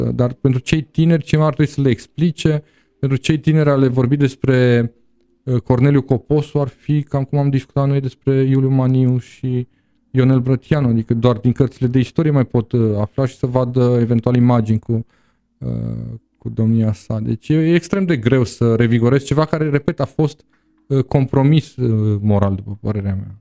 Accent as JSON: {"language": "Romanian", "town": "Târgu Mureș", "region": "Mureș County", "country": "Romania", "also_born_or_lived": "Constanța", "moved": "as an adult", "said": "am plecat din Târgu Mureș"}